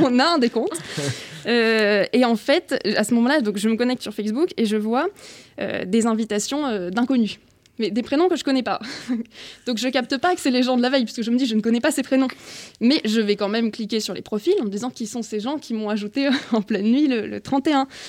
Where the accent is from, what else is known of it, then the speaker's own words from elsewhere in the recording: Brittany, France; je viens de Bretagne